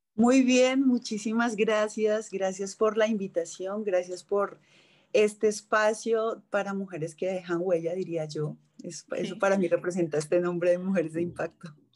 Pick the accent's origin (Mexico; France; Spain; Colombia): Colombia; also born or lived in New York; soy colombiana.